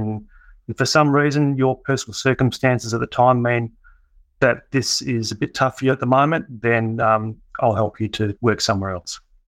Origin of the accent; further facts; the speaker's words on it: Kalgoorlie, Western Australia, Australia; now in Perth, Australia; So I came down to Perth from Kalgoorlie